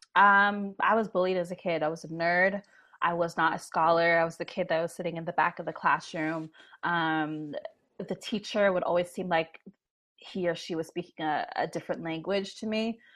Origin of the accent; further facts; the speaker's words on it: Toronto, Ontario, Canada; Born and raised